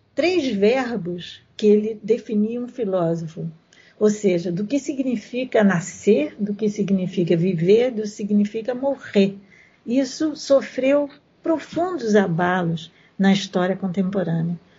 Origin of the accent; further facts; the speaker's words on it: Brazil; nós que somos brasileiros